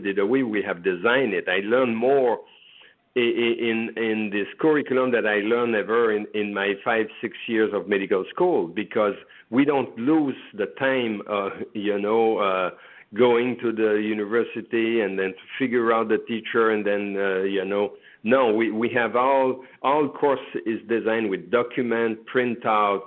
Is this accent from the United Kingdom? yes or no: no; Canada; moved away as an adult; now in United States; I am from Canada